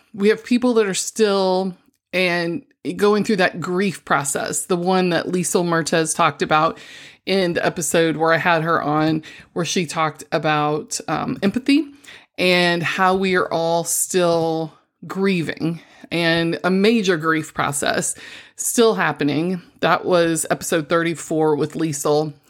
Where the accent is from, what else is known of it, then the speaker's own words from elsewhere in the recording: Missouri, United States; I'm from the Show Me State